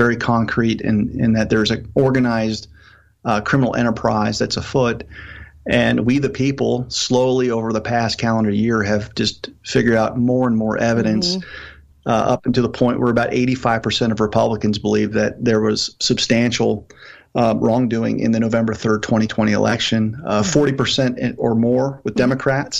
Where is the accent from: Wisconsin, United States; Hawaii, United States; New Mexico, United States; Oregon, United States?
New Mexico, United States; my home state